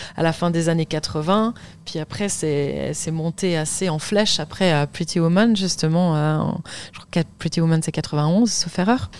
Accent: Lausanne, Vaud, Switzerland; j'ai grandi à Lausanne en Suisse

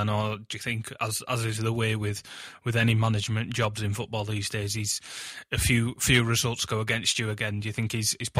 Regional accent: Huddersfield, Yorkshire and the Humber, United Kingdom; my hometown club, Huddersfield

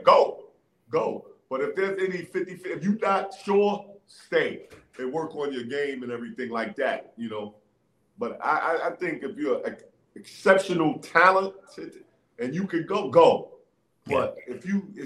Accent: New York City, New York, United States; That's where I learned the game, man. On the playgrounds, the streets of New York City is tough

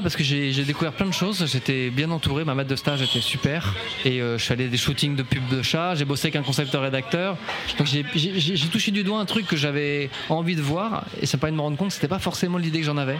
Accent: France; also born or lived in Paris; je suis un bon français

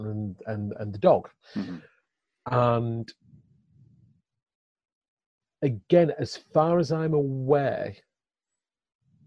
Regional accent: Ossett, Yorkshire and the Humber, United Kingdom; born or raised there

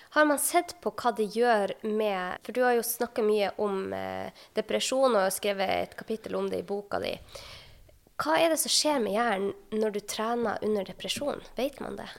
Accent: Sortland, Nordland, Norway; jobba jeg selv som fastlege på Sortland i hjembyen min

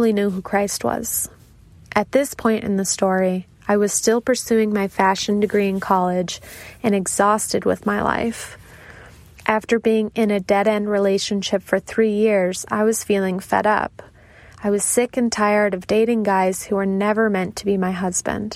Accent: Midwest, United States; moved away; I grew up in the Midwest

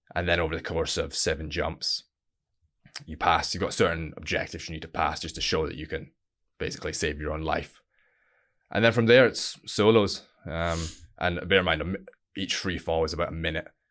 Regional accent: Stonehaven, Scotland, United Kingdom; originally I'm from a little town called Stonehaven, northeast of Scotland

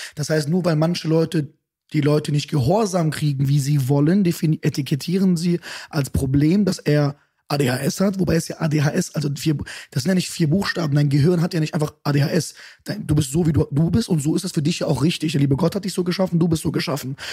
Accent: Düsseldorf, North Rhine-Westphalia, Germany; also born or lived in Bonn; Geboren bin ich in Bonn, aber groß geworden in Düsseldorf

